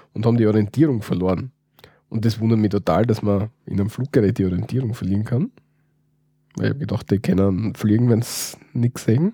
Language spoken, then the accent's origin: German; Styria, Austria; wir Steirer